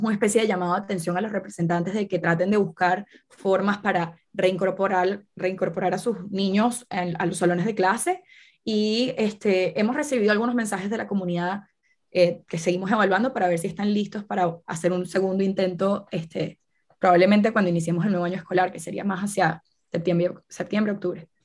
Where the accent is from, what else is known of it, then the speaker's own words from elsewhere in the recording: Venezuela; yo soy de Venezuela